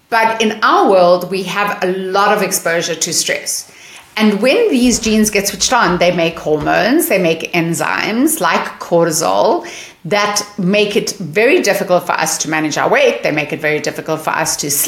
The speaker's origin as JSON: {"language": "English", "country": "South Africa", "tie": "born or raised there", "moved": "yes", "lives_now": "Seattle, United States", "said": "as you may hear from my accent, I'm not born in America. I'm born in South Africa"}